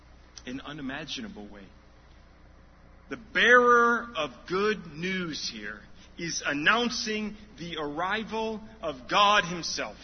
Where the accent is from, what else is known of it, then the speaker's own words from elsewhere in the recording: Chicago, Illinois, United States; I'm from Chicago area